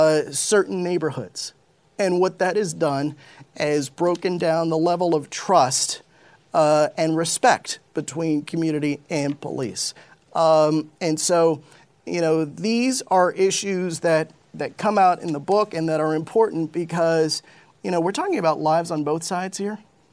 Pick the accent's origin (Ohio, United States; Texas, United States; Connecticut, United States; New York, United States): Connecticut, United States; Westport; I grew up in Westport, Connecticut for the most part, which is a wealthy, predominantly white community.